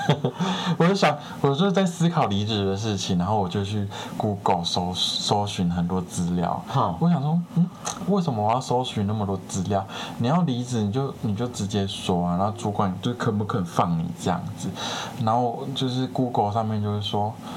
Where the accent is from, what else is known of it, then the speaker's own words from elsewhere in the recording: Taiwan; 我们台湾人